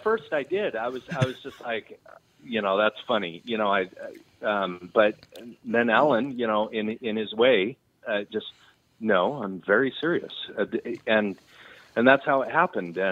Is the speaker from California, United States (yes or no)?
yes; Redding, California, United States; also born or lived in Texas / Nashville; I grew up in Redding.